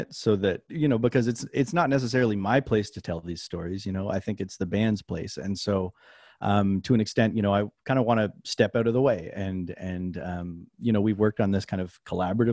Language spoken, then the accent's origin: English; Nova Scotia, Canada; moved away as an adult; also born or lived in New Orleans, Louisiana; I'm from Nova Scotia, Canada. I moved down to New Orleans in 2013